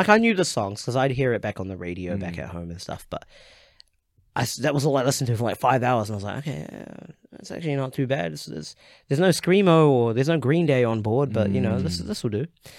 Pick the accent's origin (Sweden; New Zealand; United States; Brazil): New Zealand; born or raised there